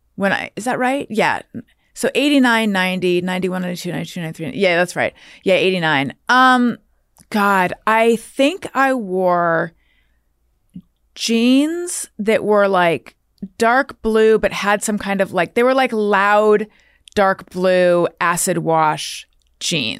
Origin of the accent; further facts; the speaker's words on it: Corona del Mar, California, United States; moved away; also born or lived in New York; I grew up specifically in Corona Del Mar